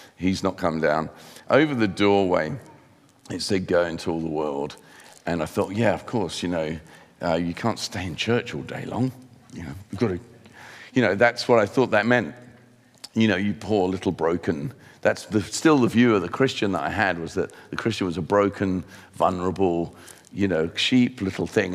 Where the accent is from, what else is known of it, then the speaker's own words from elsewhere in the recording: Sussex, South East England, United Kingdom; also born or lived in London / Hertfordshire / Cape Town, South Africa; Sussex is where I mainly grew up